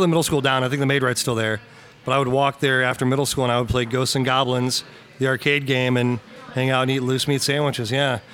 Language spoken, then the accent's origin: English; Lexington, Missouri, United States; I'm from Lexington, Missouri